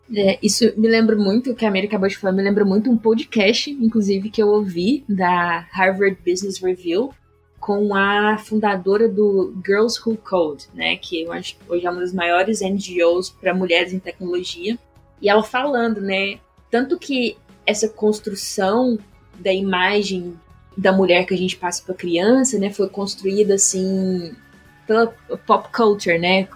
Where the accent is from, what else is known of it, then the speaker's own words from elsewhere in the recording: interior of Minas Gerais, Brazil; moved away as an adult; also born or lived in San Francisco; eu sou do interior de Minas Gerais, uma cidade super pequena